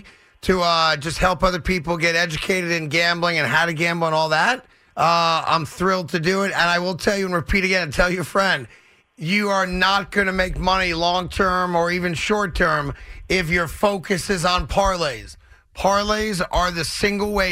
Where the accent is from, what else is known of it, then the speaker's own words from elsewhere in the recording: New York, United States; as a New Yorker